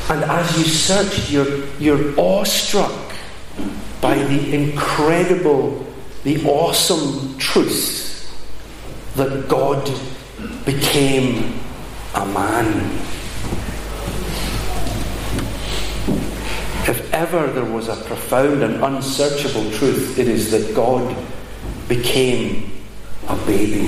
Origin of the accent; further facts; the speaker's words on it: Glasgow, Scotland, United Kingdom; 15 years old, we're growing up in Glasgow